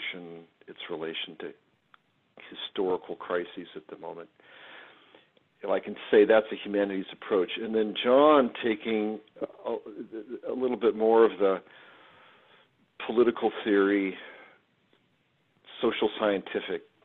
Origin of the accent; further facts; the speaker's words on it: Los Angeles, California, United States; moved away as an adult; also born or lived in Washington State / Berkeley, California / East Coast / Virginia; now in St. Louis, United States; I grew up in beautiful Los Angeles, and West Coast person.